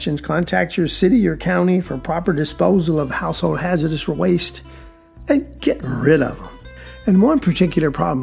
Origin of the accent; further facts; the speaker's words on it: South Georgia, United States; I'm from South Georgia